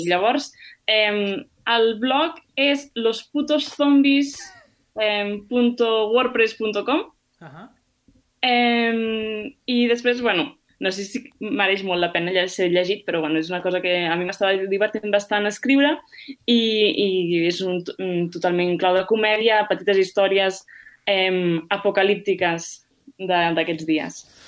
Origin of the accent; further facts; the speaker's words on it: Tarragona, Catalonia, Spain; now in Madrid, Spain; comparada amb l'aigua de Tarragona, que sent honestos, no tenim la millor aigua d'aixeta del món